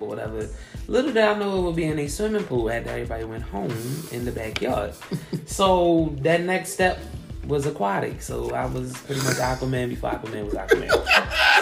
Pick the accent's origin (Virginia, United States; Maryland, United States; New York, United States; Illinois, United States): Maryland, United States; Baltimore; I'm from East Baltimore. I've been here my whole entire life.